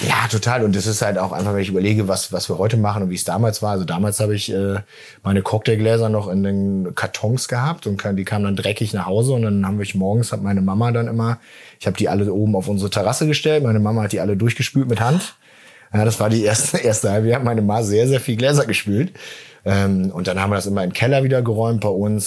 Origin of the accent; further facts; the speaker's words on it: Lingen, Lower Saxony, Germany; Ja, wir sind in Lingen groß geworden